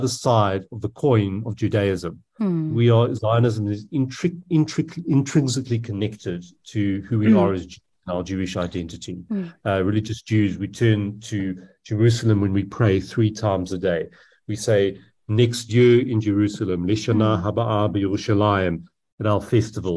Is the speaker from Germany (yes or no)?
no; South Africa